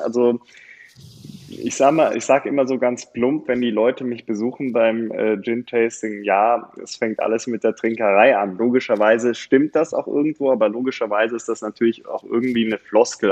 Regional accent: Bonn, North Rhine-Westphalia, Germany; also born or lived in Cologne; now in Bergisches Land, Germany; ich habe meine Schulzeit und mein Studium in Bonn gelebt

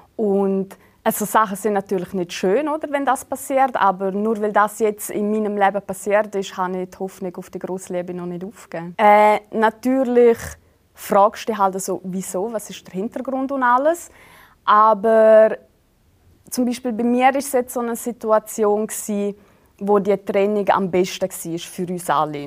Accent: Switzerland; typisch schweizerisch an mir, sowie auch so meine Essgewohnheiten

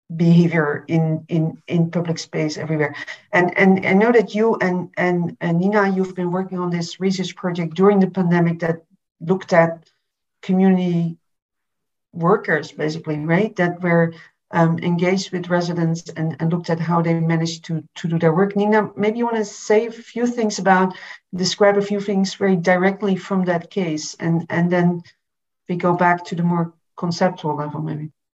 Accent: Berlin, Germany; I'm from Berlin, Berlin myself

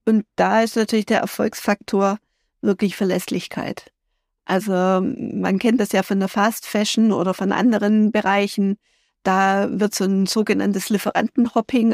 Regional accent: Germany; Wir sind Deutsche

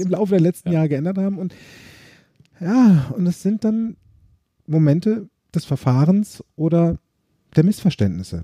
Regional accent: Germany; bei uns in Deutschland

